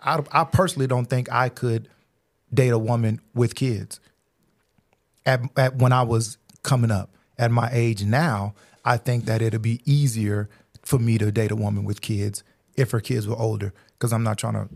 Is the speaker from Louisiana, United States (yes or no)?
yes; Louisiana, United States; born there; also born or lived in Germany; I was born in Louisiana, stayed there for a year. Then we moved to Germany, which we spent 5 years out there.